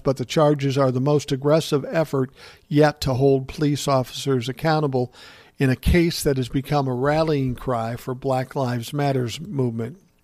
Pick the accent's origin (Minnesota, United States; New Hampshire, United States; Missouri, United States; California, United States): Minnesota, United States; Minneapolis; my hometown of Minneapolis